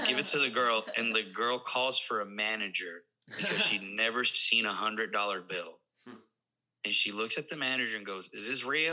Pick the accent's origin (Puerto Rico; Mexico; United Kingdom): Puerto Rico; first language Spanish; English is a second language; moved away as an adult; now in Missouri, United States; growing up in Puerto Rico